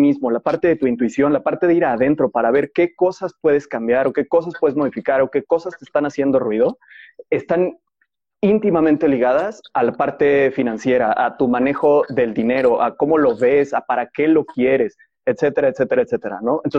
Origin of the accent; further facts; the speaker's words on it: Mexico City, Mexico; also born or lived in Yucatán / Puebla / León / Guadalajara; yo nací en Ciudad de México, y me mudé muchísimas veces de Ciudad de México. A los 12 años estuve viviendo en Yucatán y después de eso regresamos a Ciudad de México